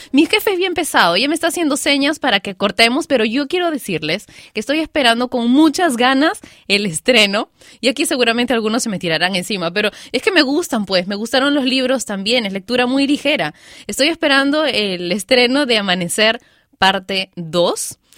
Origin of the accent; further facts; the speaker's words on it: Peru; yo soy peruana y me crié entre guitarras, cajones, música criolla